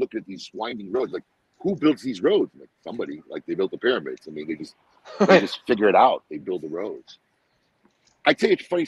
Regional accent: United States; also born or lived in Salt, Jordan (family origin); as an American, right? Because I'm American

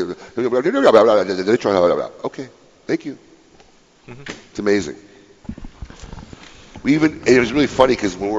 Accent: Niles, Illinois, United States; moved away; Niles, my hometown, Niles, Illinois.

